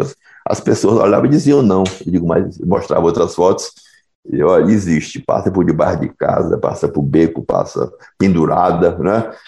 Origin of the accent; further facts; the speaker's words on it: Bahia, Brazil; eu sou aqui da Bahia